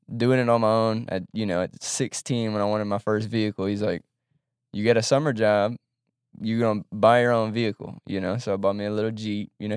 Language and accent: English; Baton Rouge, Louisiana, United States; also born or lived in Monroe, Louisiana; from Baton Rouge, grew up in Baton Rouge